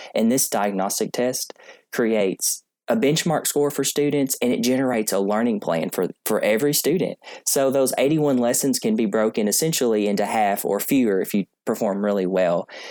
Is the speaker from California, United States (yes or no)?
no; Columbia, Kentucky, United States; I'm uh, located in Columbia, Kentucky, and that is my hometown